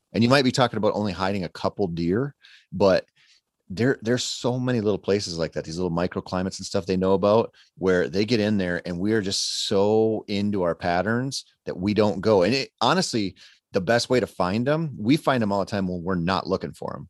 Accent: Minnesota, United States; I grew up in Minnesota

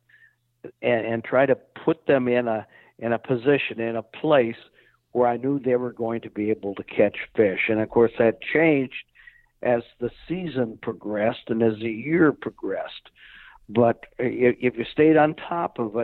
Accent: South Dakota, United States; I grew up in South Dakota

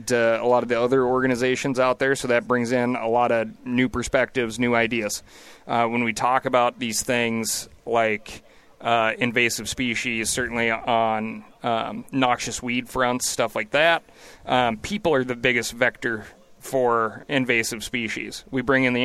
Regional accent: Montana, United States; I live in Bozeman, Montana. I always call it Bo's Angeles these days, because it's just like an exploding, crazy rate of growth for my home state.

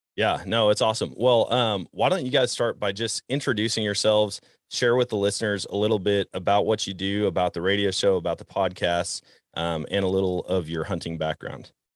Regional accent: Wisconsin, United States; growing up in Wisconsin

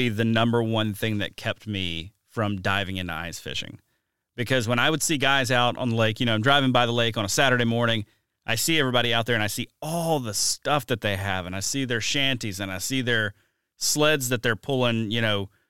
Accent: Mobile, Alabama, United States; now in Wisconsin, United States; growing up in Mobile, Alabama.

